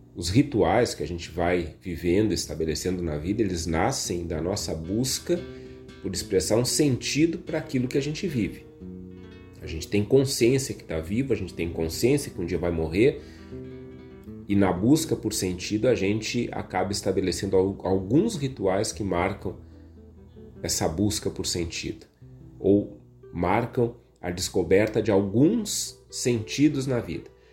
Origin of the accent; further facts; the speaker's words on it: Viamão, Rio Grande do Sul, Brazil; Eu sou de Viamão